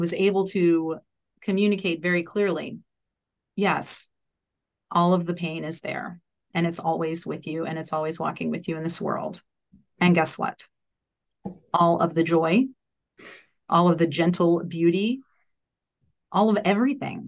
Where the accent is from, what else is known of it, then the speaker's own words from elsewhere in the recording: New Orleans, Louisiana, United States; I grew up in New Orleans, Louisiana